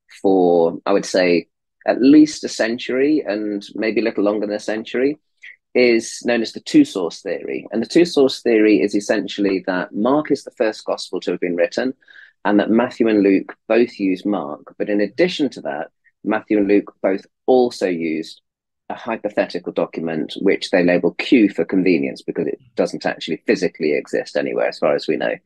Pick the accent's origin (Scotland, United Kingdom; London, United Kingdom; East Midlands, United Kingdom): East Midlands, United Kingdom; Leicestershire; moved away as an adult; also born or lived in Oxford, England; now in United States; born in Leicestershire in England, and was brought up in the Midlands